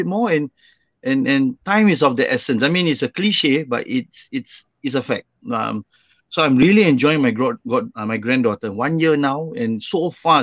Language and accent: English; Singapore; moved away as an adult; I was born and raised in Singapore for the first 24 years of my life.